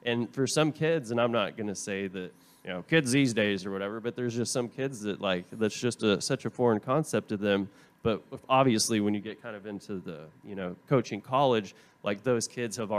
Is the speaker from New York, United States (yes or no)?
no; Tulsa, Oklahoma, United States; also born or lived in Vermont; now in Texas, United States; I'm from Tulsa, Oklahoma, originally